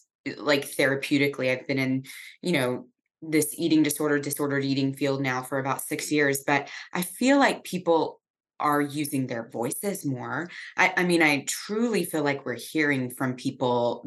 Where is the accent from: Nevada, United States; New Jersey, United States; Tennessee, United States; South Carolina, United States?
Tennessee, United States; Nashville; I'm from Nashville, Tennessee